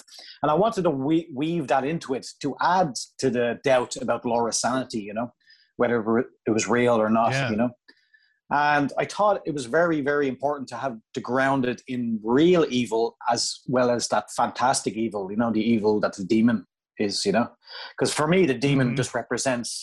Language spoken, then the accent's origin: English; Ireland; coming from Ireland